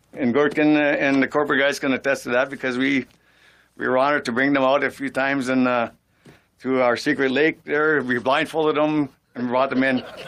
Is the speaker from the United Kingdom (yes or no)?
no; Sault Ste. Marie, Ontario, Canada; growing up in Sault Ste. Marie